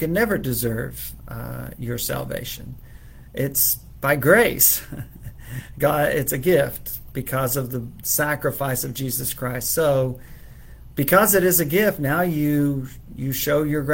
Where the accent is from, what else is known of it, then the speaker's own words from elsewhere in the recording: Texas, United States; It's my home state, where I was born. I'm a native Texan, and am so proud to be living here still